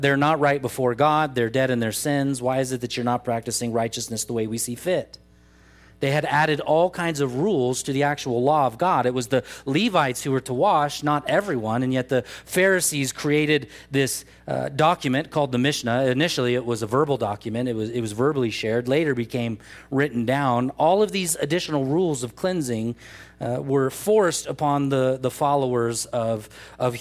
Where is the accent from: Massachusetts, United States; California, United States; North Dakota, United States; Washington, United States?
California, United States; Truckee; When I was a kid, at least, we oftentimes would say, I'm from Tahoe, because nobody knew where Truckee was.